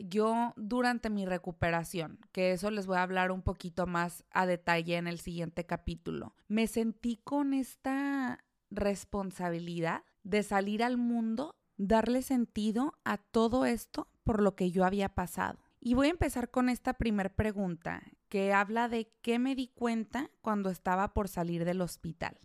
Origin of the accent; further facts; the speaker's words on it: La Piedad, Michoacán, Mexico; moved away; en La Piedad, eh, que es de donde yo soy, en mi casa